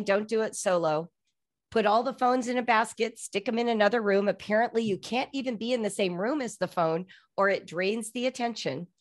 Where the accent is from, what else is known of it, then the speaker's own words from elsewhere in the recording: Los Angeles, California, United States; now in Cincinnati, United States; I'm from Los Angeles